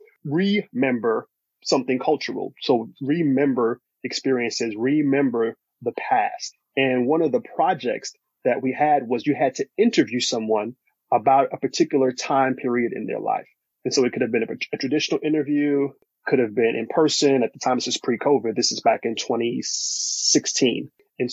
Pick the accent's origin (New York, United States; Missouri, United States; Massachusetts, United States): New York, United States; New York City; also born or lived in New Paltz, New York / Atlanta, Georgia; I grew up in Brooklyn, New York